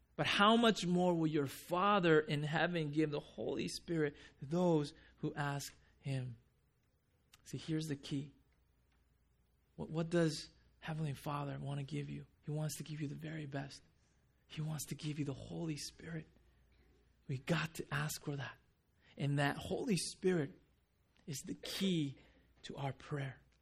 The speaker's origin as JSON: {"language": "English", "country": "Japan", "moved": "yes", "said": "I'm from Japan"}